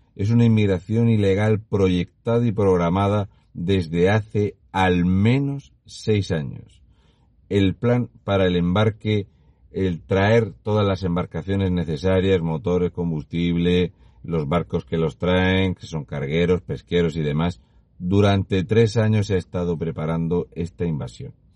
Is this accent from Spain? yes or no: yes; Region of Murcia, Spain; un murciano encabronado. Y una vez que estoy de vuelta en Murcia